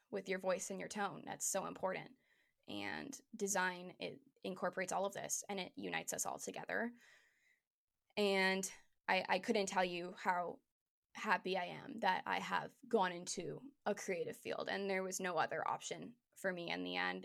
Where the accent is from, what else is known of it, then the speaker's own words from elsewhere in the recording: Hamilton, Ontario, Canada; moved away as an adult; now in Toronto, Canada; I was in Hamilton still. I was in my hometown.